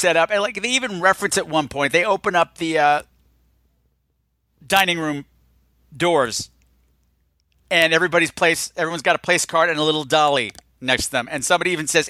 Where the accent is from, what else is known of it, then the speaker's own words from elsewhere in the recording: Long Island, New York, United States; I grew up on Long Island